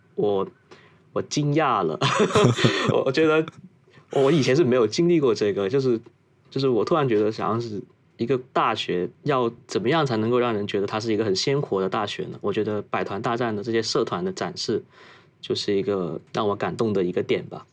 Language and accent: Chinese; Foshan, Guangdong, China; moved away as an adult; also born or lived in Shenzhen; now in Tokyo, Japan; 我老家祖籍是顺德的，普通话是有点跟别的家庭不太一样。家里是做工厂这一块业务，然后产品的话是封扇类跟厨房加电类，主要是以电饭锅与水壶为主的